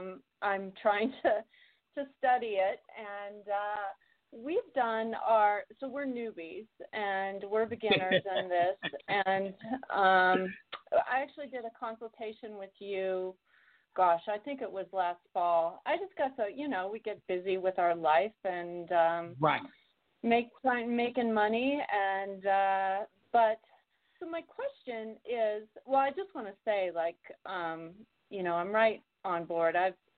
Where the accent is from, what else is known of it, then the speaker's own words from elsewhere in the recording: Ireland; So, I'm an Irish girl, so you know, I'm a little bit out of your crowd